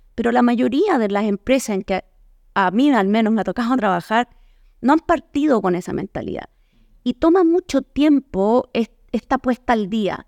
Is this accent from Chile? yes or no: yes; Chile; moved away as an adult; now in Mexico; Yo soy chilena eh, y vivo ya en México hace 11 años.